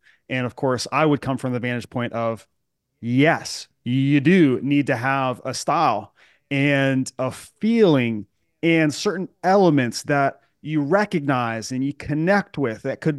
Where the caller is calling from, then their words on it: Charlotte, North Carolina, United States; I'm at my home office in Charlotte, North Carolina.